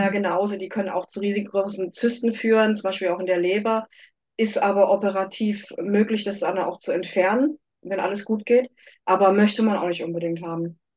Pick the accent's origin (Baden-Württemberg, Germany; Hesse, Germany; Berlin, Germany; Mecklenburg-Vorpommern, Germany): Baden-Württemberg, Germany; Karlsruhe; also born or lived in United States; ich komme aus Karlsruhe